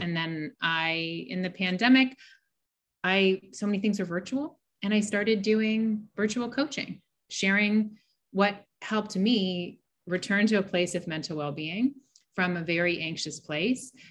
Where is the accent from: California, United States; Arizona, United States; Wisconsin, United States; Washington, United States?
California, United States; Pasadena; I grew up in Pasadena, California.